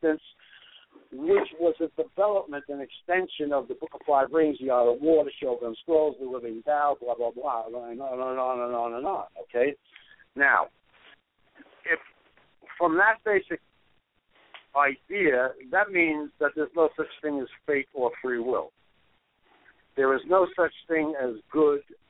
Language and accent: English; New York City, New York, United States; I grew up in Brooklyn.